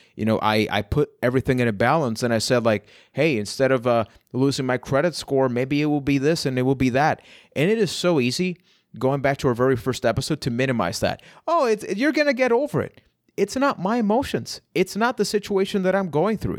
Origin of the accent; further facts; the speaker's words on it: Puerto Rico; I am from Puerto Rico